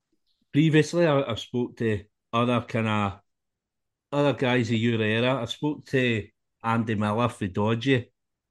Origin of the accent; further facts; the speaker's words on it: Scotland, United Kingdom; me being Scottish